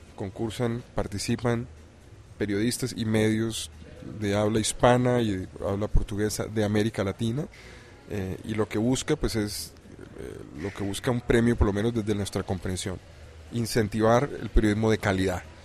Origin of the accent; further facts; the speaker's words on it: Colombia; Soy colombiano.